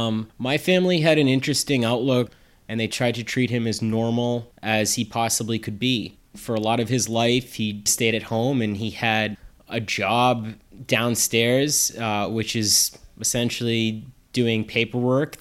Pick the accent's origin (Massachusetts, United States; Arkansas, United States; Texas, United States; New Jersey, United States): Massachusetts, United States; Plainville; I grew up in Massachusetts in a town called Plainville